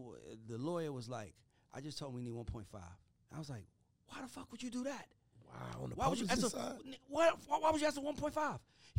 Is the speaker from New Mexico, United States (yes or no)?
no; Atlanta, Georgia, United States; I'm from Atlanta. I grew up an ….